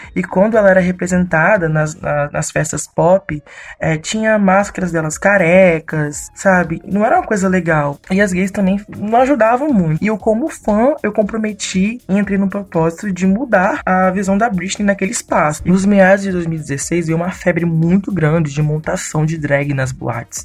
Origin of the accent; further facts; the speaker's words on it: Vitória, Espírito Santo, Brazil; eu tenho 24 anos, sou de Vitória, Espírito Santo